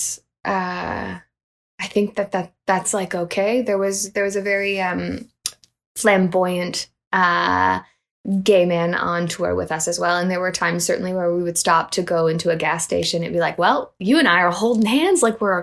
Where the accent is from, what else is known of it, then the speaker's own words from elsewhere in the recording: Canada; I was from Canada